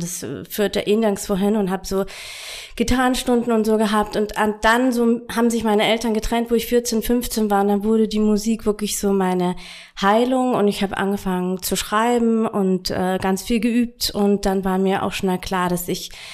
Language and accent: German; Bavaria, Germany; Und wo ich 13 war, äh, ich stamme aus Bayern